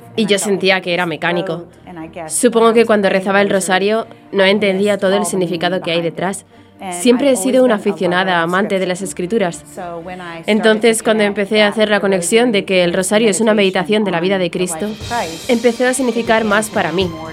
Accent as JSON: {"language": "Spanish", "town": "Jacksonville", "region": "Florida", "country": "United States", "tie": "born or raised there", "said": "soy de Jacksonville, Florida, y he vivido aquí toda mi vida."}